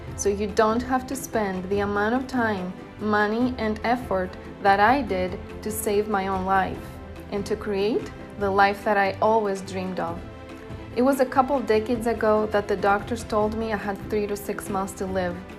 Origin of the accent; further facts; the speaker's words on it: Greece; English is a second language; moved away; I'm from Greece, because I talk this way, because I have an accent